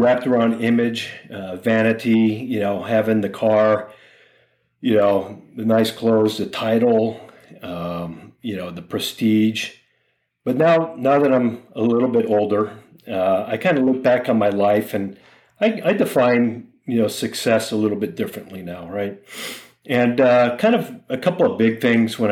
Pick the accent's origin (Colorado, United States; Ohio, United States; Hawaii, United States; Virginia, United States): Hawaii, United States; Honolulu; moved away; I'm from Honolulu, Hawaii, born and raised there